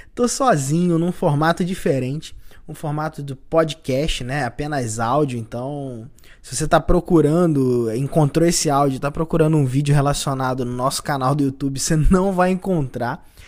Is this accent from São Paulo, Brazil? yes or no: no; Cabo Frio, Rio de Janeiro, Brazil; Eu sou de Cabo Frio